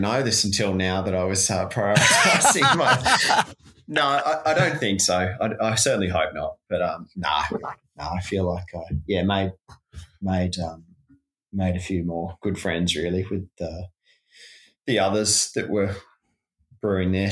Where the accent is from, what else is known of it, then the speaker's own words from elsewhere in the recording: Launceston, Tasmania, Australia; growing up in Lonnie